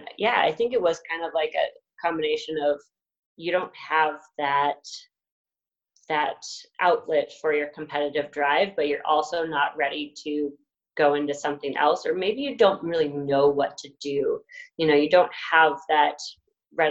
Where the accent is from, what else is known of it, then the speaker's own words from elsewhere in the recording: Bigfork / Kalispell area, Montana, United States; a Spartan race was coming to my hometown.